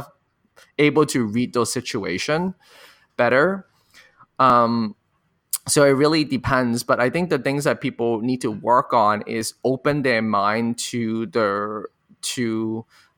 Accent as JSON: {"language": "English", "country": "Hong Kong", "tie": "born or raised there", "moved": "yes", "lives_now": "United States", "said": "I grew up in Hong Kong and being an Asian American in the US"}